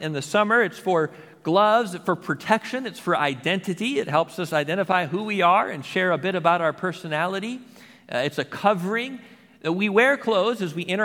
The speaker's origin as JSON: {"language": "English", "country": "United States", "said": "as an American"}